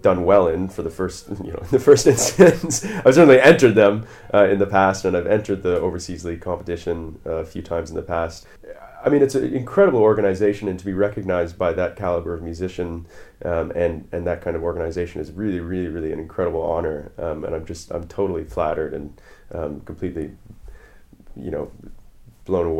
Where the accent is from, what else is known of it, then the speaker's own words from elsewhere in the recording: Canada; moved away as an adult; now in London, United Kingdom; I'm a Canadian saxophone player living in London now, the last 7 or so years